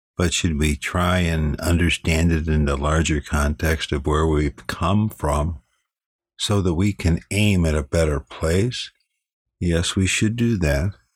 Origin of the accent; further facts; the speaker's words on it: Chicago, Illinois, United States; moved away; I'm from Chicago. I used to walk around that great city as a young man